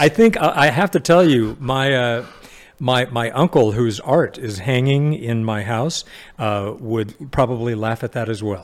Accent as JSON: {"language": "English", "town": "Sacramento", "region": "California", "country": "United States", "tie": "born or raised there", "said": "I was, uh, an only child, um, uh, growing up in Sacramento in the seventies"}